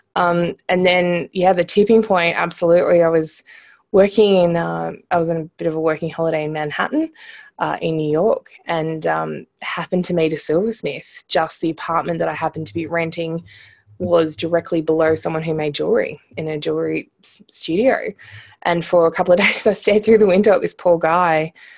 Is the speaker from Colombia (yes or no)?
no; Munro, Australia; accent: Australian; I'm Australian, if you haven't picked up from the accent already. Um, so I was, grew up in a little town called Munro, and it had about hundred people in it.